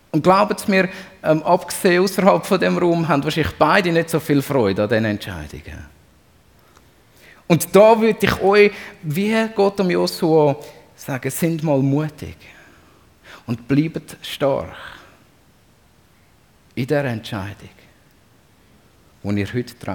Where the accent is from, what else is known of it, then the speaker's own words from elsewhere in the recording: Zurich, Switzerland; als Zürcher, und da darf ich heute dazu stehen, ist mein Lieblingsreformator natürlich der Ulrich Zwingli.